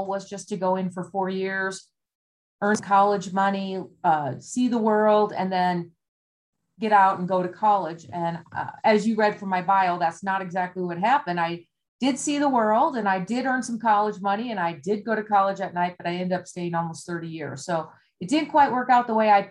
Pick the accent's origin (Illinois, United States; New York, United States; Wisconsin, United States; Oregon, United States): Wisconsin, United States; moved away; I grew up in Wisconsin